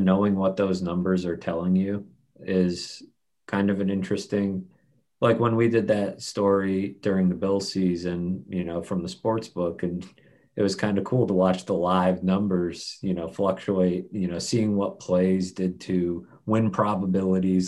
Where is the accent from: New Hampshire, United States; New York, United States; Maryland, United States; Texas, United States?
New Hampshire, United States; near Southern New Hampshire University, United States; moved away as an adult; also born or lived in Missouri; it's not far from where I grew up. It's like right down the road